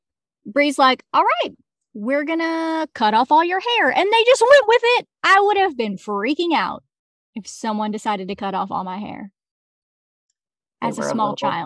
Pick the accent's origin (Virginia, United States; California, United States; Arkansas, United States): Arkansas, United States; also born or lived in Seattle; I know that I rag on my home state a lot.